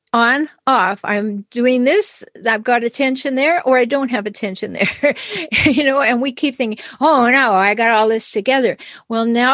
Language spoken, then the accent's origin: English; Canada; I'm Canadian